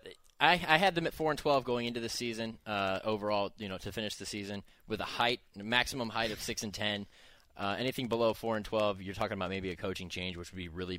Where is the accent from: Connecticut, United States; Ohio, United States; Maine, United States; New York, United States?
Ohio, United States; Akron; Born and raised in Akron, Ohio